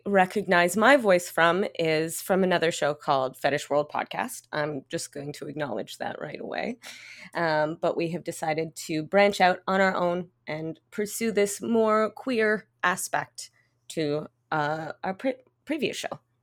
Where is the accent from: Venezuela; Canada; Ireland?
Canada; accent: English Canadian; now in Montreal, Canada; I am quite obviously English Canadian, uh, as you can hear from my accent